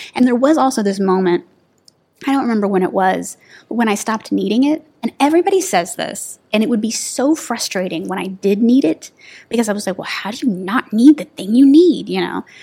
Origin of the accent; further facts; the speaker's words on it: Texas, United States; moved away; I'm from Texas